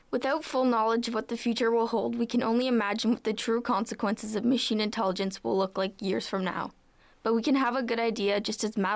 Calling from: Guelph, Ontario, Canada

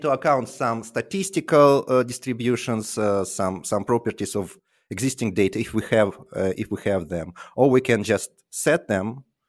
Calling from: Tallinn, Harju County, Estonia; Tallinn currently, but I hope to move to London soon.

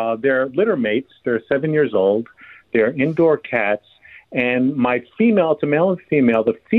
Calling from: Glendale, California, United States; I'm in Glendale, the Jewel City.

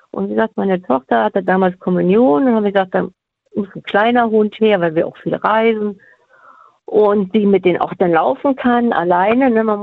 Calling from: North Rhine-Westphalia, Germany; Ich komme äh, gegen Bonn.

